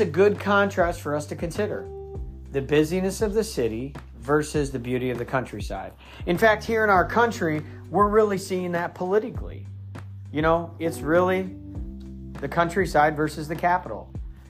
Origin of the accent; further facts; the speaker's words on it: Midwest, United States; also born or lived in Northeast US; now in Northeast, United States; I'm from the Midwest, but I live in the Northeast.